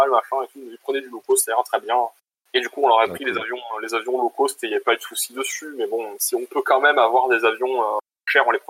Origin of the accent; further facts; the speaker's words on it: Switzerland; Bon, après, je viens de Suisse, donc je coûte pas très cher, quoi.